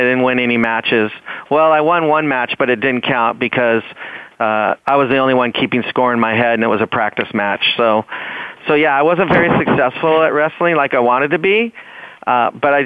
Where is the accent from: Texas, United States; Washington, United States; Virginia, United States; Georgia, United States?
Washington, United States; moved away as an adult; now in California, United States; growing up in Washington State